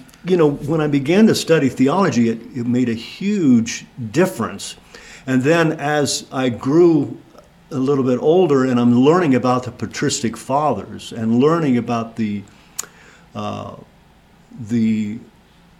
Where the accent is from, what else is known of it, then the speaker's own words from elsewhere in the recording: Sugar Grove, United States; I was raised in Sugar Grove